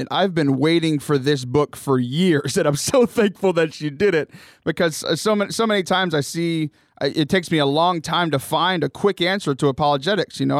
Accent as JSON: {"language": "English", "town": "Corpus Christi", "region": "Texas", "country": "United States", "tie": "born or raised there", "moved": "yes", "lives_now": "San Diego, United States", "said": "I was born in Corpus Christi."}